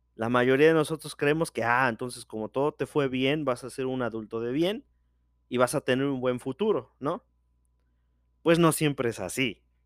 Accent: Mexico; soy de México

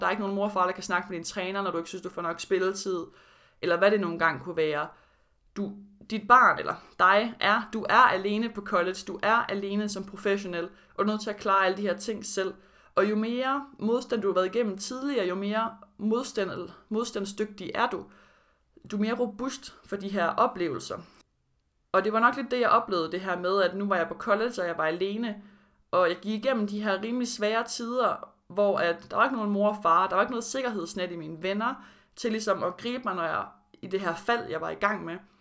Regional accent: Denmark; moved away as an adult; also born or lived in Florida, United States; min tid i Danmark før college

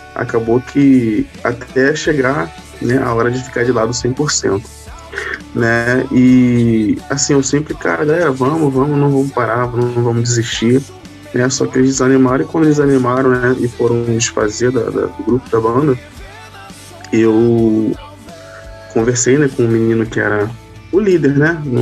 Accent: Itaguaí, Rio de Janeiro, Brazil; eu sou de Itaguaí, Rio

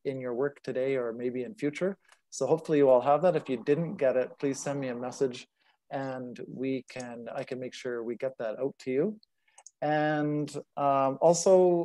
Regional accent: Manitoba, Canada; moved away; also born or lived in Ottawa / Saskatchewan; I was born in Ottawa, grew up in Manitoba and spent about 25 years in Saskatchewan

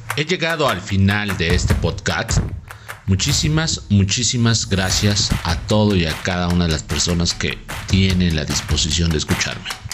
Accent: Mexico; Nosotros los mexicanos somos gente que realmente amamos a nuestra tierra

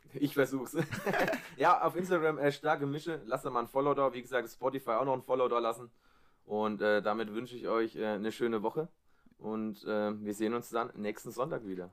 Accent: Allgäu, Germany; moved away; ich wurde im Allgäu geboren und das ist schon, ist schon cool

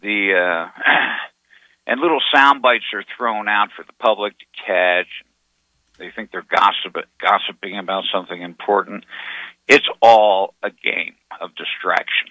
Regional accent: Arizona, United States; I'm from Arizona

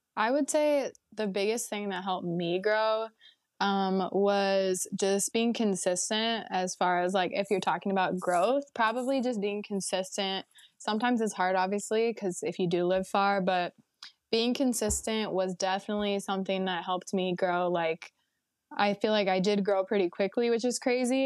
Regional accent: the Bay Area, California, United States; I'm from the Bay Area and I basically just grew up going to Disneyland

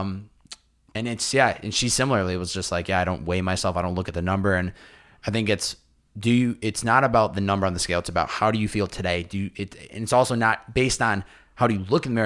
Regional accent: Massachusetts, United States; now in Los Angeles, United States; I was back home visiting family

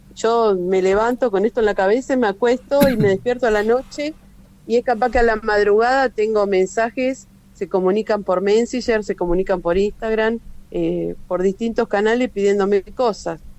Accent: Junín, Buenos Aires Province, Argentina; yo soy de acá de Junín, de la ciudad de Junín

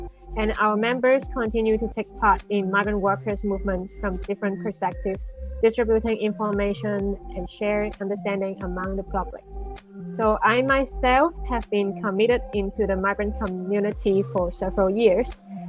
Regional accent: Hong Kong; I'm from Hong Kong.

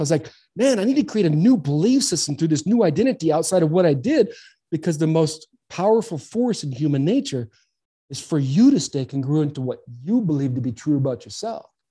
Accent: Southern California, United States; now in Arizona, United States; I grew up in Southern California

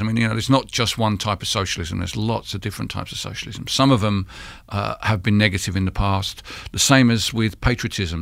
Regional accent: London, United Kingdom; the town where I grew up in East London

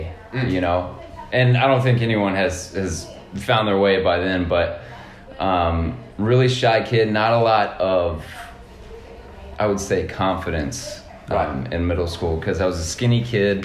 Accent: Nashville, Tennessee, United States; I'm from Nashville, Tennessee

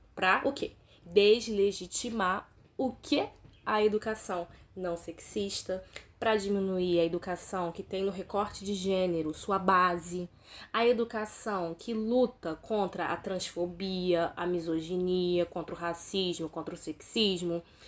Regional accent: São Pedro da Aldeia, Rio de Janeiro, Brazil; moved away; also born or lived in Cabo Frio; eu sou cabo friense, fui criada em São Pedro Aldeia, alô região dos lagos.

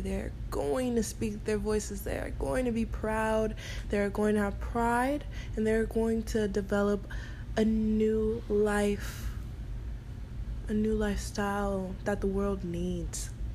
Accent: United States; I am American

